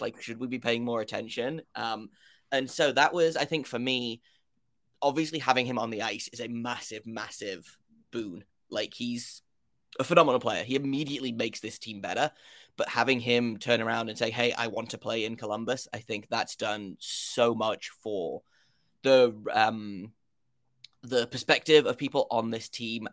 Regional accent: United Kingdom; if you can't tell by my accent, I, uh, am from the United Kingdom.

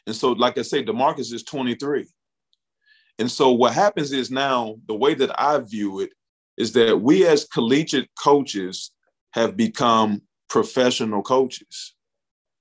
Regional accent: Bootheel of Missouri, United States; I'm from the Boot Hill of Missouri. We call it the Boot. We take a lot of pride in being from the Boot.

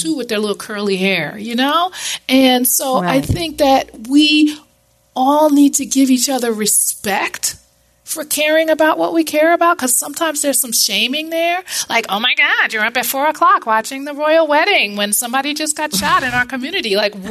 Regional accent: New York, United States; now in South Florida, United States; I grew up in New York.

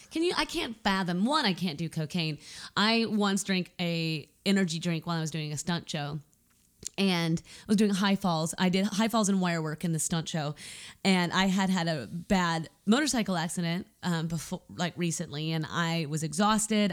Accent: United States; I'm an American.

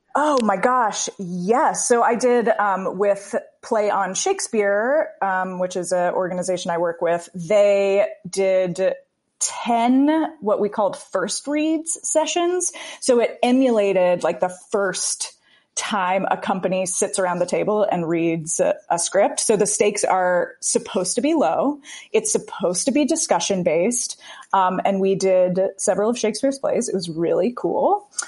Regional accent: the South, United States; I'm from the South

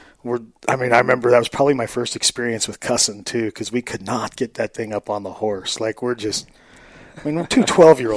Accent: Arco, Idaho, United States; Central Idaho. So I grew up in Moore and Arco.

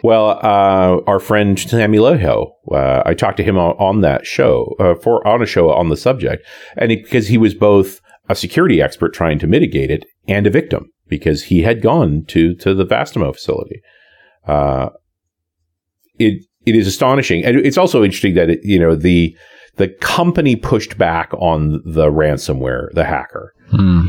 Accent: Canada; I'm Canadian

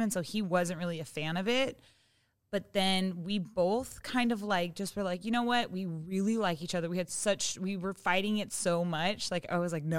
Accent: Seattle, Washington, United States; now in Los Angeles, United States; I'm from Seattle and I live

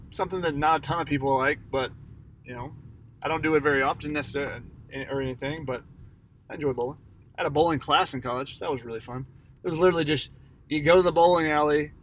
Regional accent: Atlanta, Georgia, United States; I'm from Atlanta

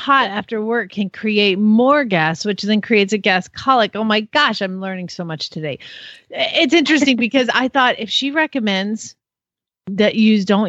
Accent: Georgia, United States; I'm from Georgia

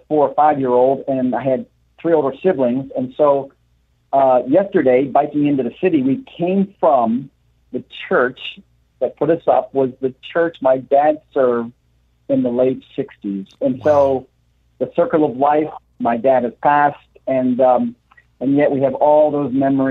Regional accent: Pennsylvania, United States; now in New York City, United States; I grew up in Pennsylvania. So coming across Pennsylvania has been like a homecoming

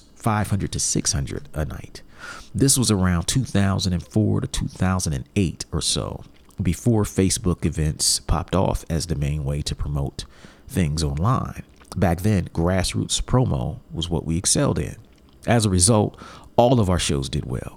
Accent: Columbus, Ohio, United States; back in Columbus, my hometown

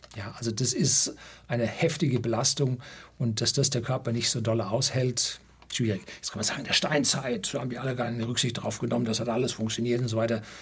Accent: Germany

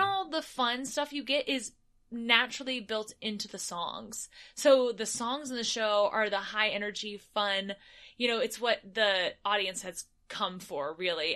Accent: United States; as an American performer

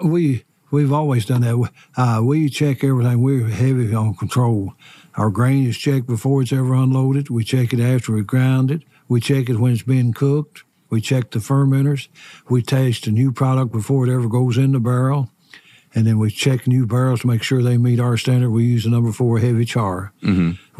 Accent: Lawrenceburg, Kentucky, United States; I was born and raised here in Lawrenceburg, Anderson County

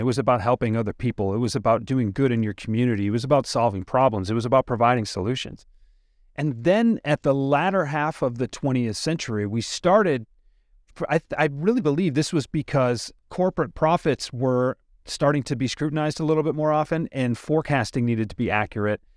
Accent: Detroit, Michigan, United States; I'm from Detroit, Henry Ford's kinda big around here

